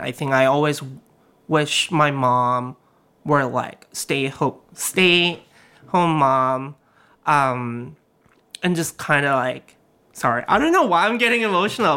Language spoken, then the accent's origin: English; South Korea; moved away; also born or lived in Alabama / New York City; when I grew up in Korea